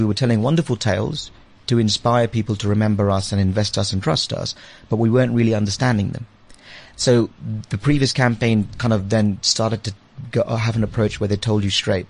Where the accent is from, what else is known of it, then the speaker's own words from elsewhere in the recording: London, United Kingdom; also born or lived in India / Liberia; now in South Africa; I was born in India, uh, and then I spent a couple of years uh, when I was very young in Liberia, and then back in India. And I went to the UK when I was about seven or eight. So I've been in the UK ever since, uh, and kind of grew up in London.